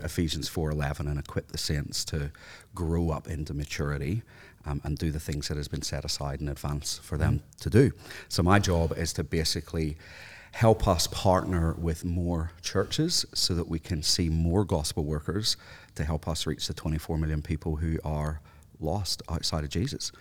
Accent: Northern Ireland, United Kingdom; I, grew up in a housing commission area in Northern Ireland

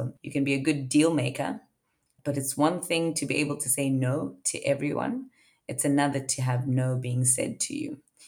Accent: Zimbabwe; also born or lived in South Africa; So I'm originally from Zimbabwe and then ended up in South Africa, given the economic crisis that had happened

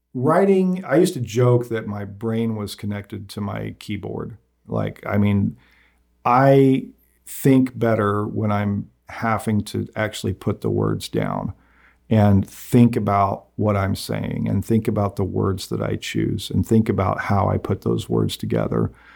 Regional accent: Nickerson, Kansas, United States; growing up in Nickerson

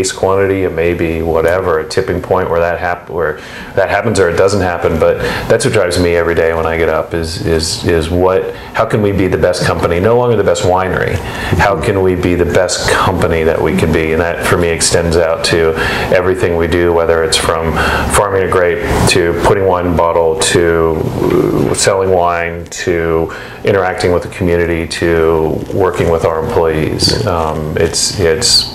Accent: California, United States; moved away as an adult; also born or lived in France; now in Oregon, United States; I grew up in California, grew up in the wine industry a little bit in California

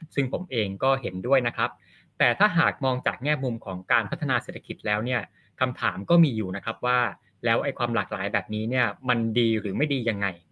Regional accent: Thailand; ครับอย่างผมจริงๆ ก็เชื้อสายจีนนะพี่หนุ่งแต่ว่าบางทีผมก็จะลืมไปเหมือนกันว่าตัวเองมีเชื้อสายจีนก็จะคิดว่าตัวเองเป็นคนไทยนี่แหละ

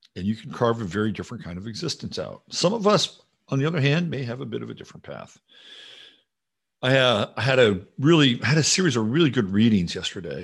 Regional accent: Virginia, United States; I grew up in Virginia and I learned how to shoot a 22

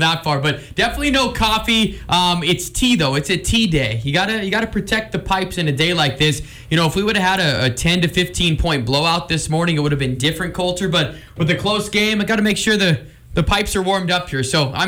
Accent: Billings, Montana, United States; growing up in Billings.

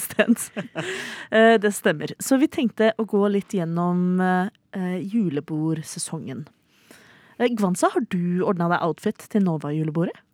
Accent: Oslo, Norway; Jeg er 29 enn så lenge. Eh, fra Oslo

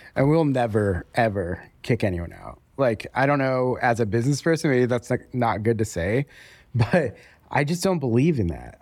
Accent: Denver, Colorado, United States; moved away as an adult; now in Raleigh, United States; we're from Denver originally, and we were just kind of tired of living in Denver

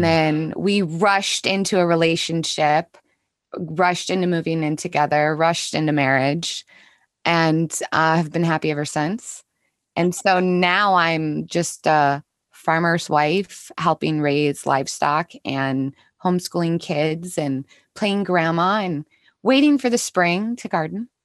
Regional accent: Minnesota, United States; I grew up here in Minnesota.

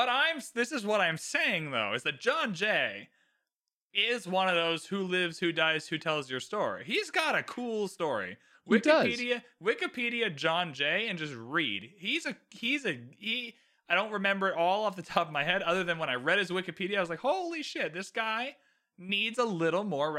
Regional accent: Canada; I just get to dump on American people as a Canadian. So I just have a free card. Like, oh, sorry, I'm Canadian.

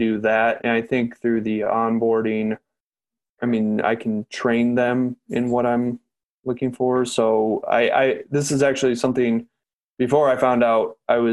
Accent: Lansing, Michigan, United States; also born or lived in Flint, Michigan; born and raised in Lansing

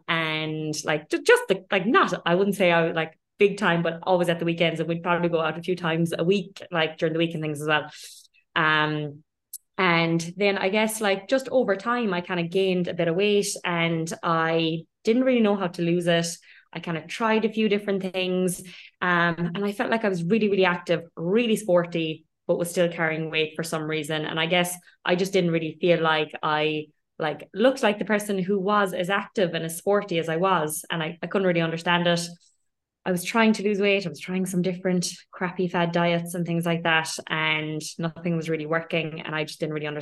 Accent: Ireland; moved away as an adult; also born or lived in London; now in Dubai, United Arab Emirates; I'm Irish by background. I lived most of my life in Ireland.

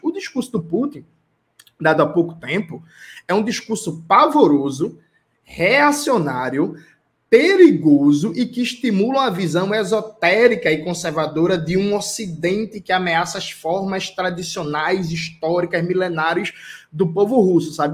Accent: Brazil; como um bom brasileiro que sou

